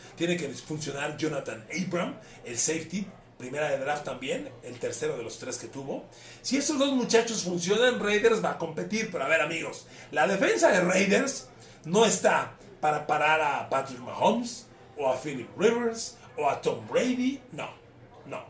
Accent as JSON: {"language": "Spanish", "town": "Ecatepec", "region": "State of Mexico", "country": "Mexico", "said": "como soy de Catepec, pues en mi colonia viento el barrio"}